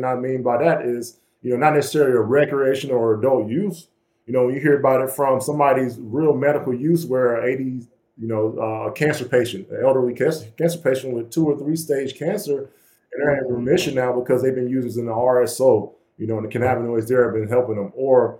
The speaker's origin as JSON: {"language": "English", "region": "Georgia", "country": "United States", "said": "we're from the Bible Belt down there in Georgia, and everybody, you know, being Black and being from that area"}